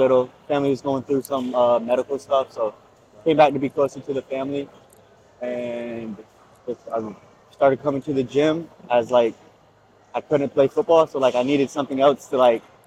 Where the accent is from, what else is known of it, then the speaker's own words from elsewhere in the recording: Gainesville, Florida, United States; born and raised in Gainesville, Florida.